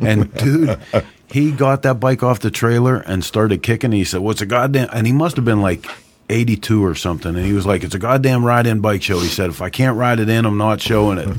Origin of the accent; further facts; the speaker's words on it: Pittsburgh, Pennsylvania, United States; we're from Pittsburgh, Pennsylvania